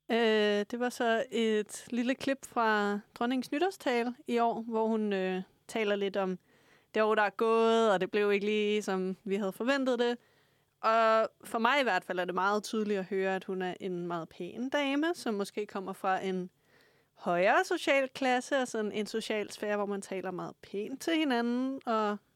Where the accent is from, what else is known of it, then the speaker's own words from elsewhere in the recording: Frederiksberg, Capital Region of Denmark, Denmark; now in Lyngby, Denmark; jeg er fra Frederiksberg, øh, og nu bor jeg op i Nordsjælland